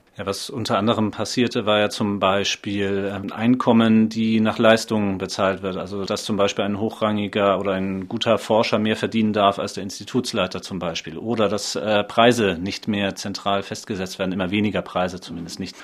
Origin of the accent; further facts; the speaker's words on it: Schleswig-Holstein, Germany; moved away as an adult; now in Leipzig, Germany; seit 16 Jahren Leipziger, geboren 1984 in Schleswig-Holstein